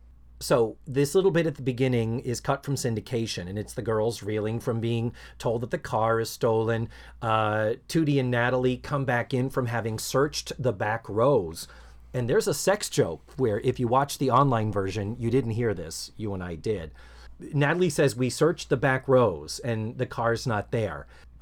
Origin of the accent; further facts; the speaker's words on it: Brockton, Massachusetts, United States; I remember seeing the ads for the Skyview Drive-In on South Main Street in Brockton, Mass., my hometown.